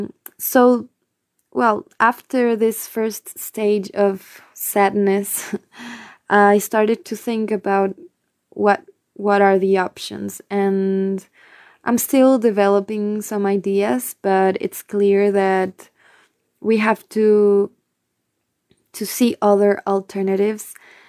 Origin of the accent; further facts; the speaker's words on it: Quito, Pichincha, Ecuador; English is a second language; from Quito, Ecuador, from the band … I also have a personal project called